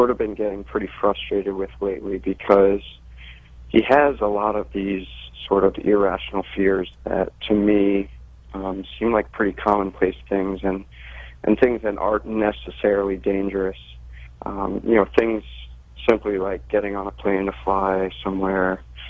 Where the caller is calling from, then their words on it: Maryland, United States; I'm calling from Maryland